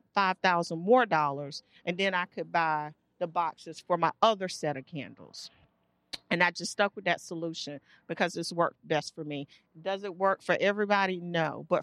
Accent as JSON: {"language": "English", "town": "Durham", "region": "North Carolina", "country": "United States", "tie": "born or raised there", "said": "I grew up poor. I grew up here in Durham"}